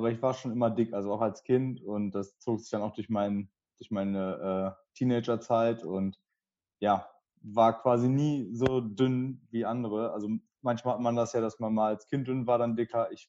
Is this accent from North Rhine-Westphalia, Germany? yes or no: yes; Dortmund, North Rhine-Westphalia, Germany; Ich bin 25 und ich komme aus Dortmund.